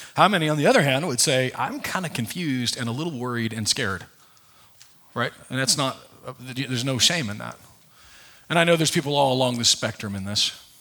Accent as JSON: {"language": "English", "region": "Nebraska", "country": "United States", "tie": "born or raised there", "said": "I was raised in, I was raised in Nebraska"}